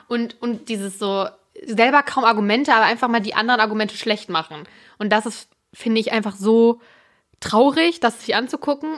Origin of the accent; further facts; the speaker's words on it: Germany; als Deutscher